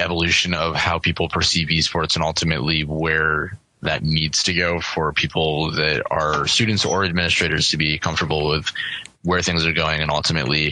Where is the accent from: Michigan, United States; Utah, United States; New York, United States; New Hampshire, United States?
New York, United States; Buffalo; moved away; I'm from Buffalo